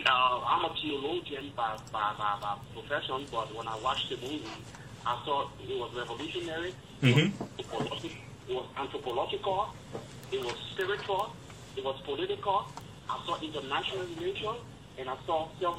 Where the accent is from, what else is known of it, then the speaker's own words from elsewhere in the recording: Liberia; now in Montgomery, United States; I'm calling from Montgomery, Alabama, but I'm originally from Liberia.